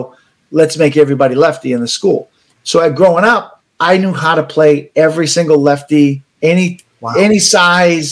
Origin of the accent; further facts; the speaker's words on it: United States; as an American